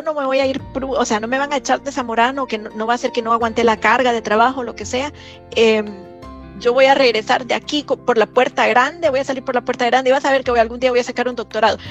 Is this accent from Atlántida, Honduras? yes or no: no; La Lima, Cortés, Honduras; moved away as an adult; also born or lived in San Pedro Sula, Honduras / Leipzig, Germany; yo nací en San Pedro Sula, Honduras, pero toda mi vida crecí, vivimos y, y crecí en, La Lima